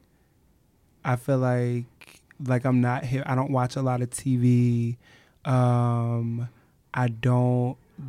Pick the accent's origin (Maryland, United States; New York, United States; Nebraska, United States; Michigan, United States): Maryland, United States; Eastern Shore; I'm actually from a really rural area on the Eastern Shore